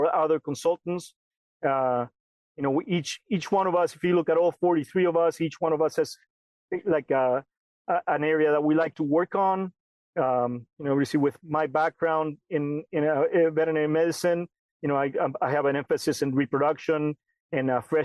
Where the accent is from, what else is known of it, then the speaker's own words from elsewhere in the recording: Argentina; moved away as an adult; also born or lived in Illinois, United States; now in California, United States; And I grew up in Argentina, working with dairy and beef cattle. And then I moved to the United States when I was 19